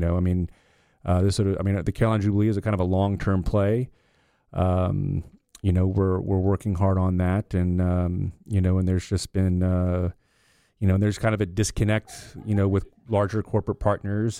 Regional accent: Loudoun County, Northern Virginia, United States; moved away; I grew up on two hundred eighty acres in Loudoun County

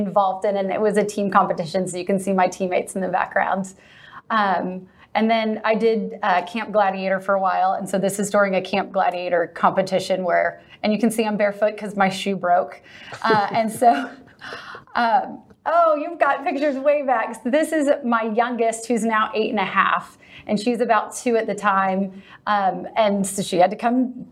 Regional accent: Southern California, United States; now in Texas, United States; I grew up in Southern California, so Dana Point was a big part of my childhood.

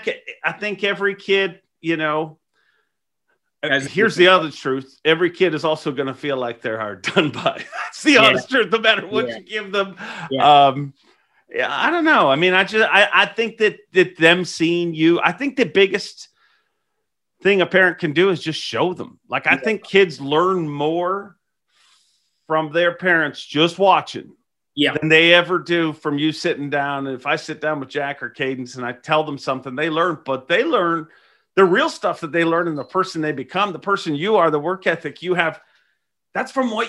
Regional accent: Ireland; now in Canada; We immigrated to Canada from Ireland. So a lot of times when you move to a new country, I mean, it takes forever to get stabilized, literally. And so we were broke a lot growing up.

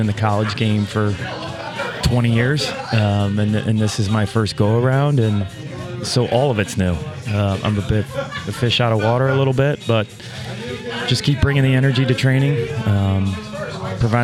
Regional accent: Ballwin, Missouri, United States; I grew up in Baldwin, Holy Infant Parish.

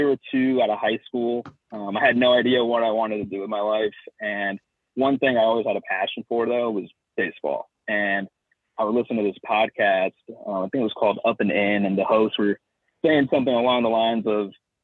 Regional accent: Southern California, United States; I grew up in Southern California

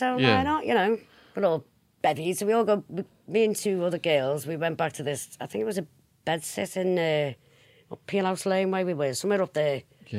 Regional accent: Liverpool, North West England, United Kingdom; accent: Scouse; I'm from Wavertree originally.

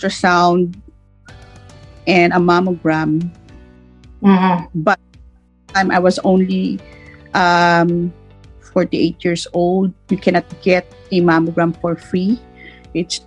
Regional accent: Philippines; moved away as an adult; also born or lived in New Zealand; now in Melbourne, Australia; I was born in the Philippines, and we migrated to New Zealand.

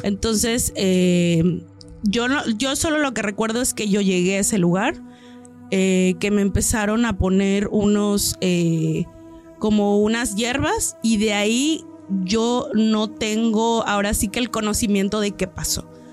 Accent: Oaxaca, Mexico; also born or lived in Isthmus of Tehuantepec; somos de aquí de Oaxaca

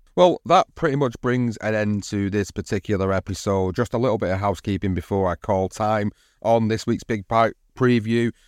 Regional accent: United Kingdom; as a British fight fan

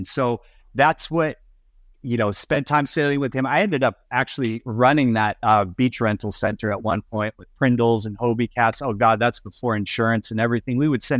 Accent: Estero Island, Florida, United States; it's kind of a cool area that we grew up in Southwest Florida on Estero Island, because there was just jobs around and just tons of energy.

